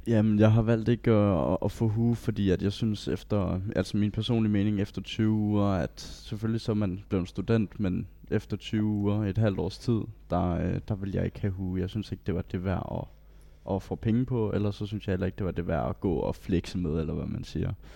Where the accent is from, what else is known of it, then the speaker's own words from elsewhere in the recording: Bellinge, Southern Denmark, Denmark; jeg er 19 år gammel, og jeg kommer fra Bellinge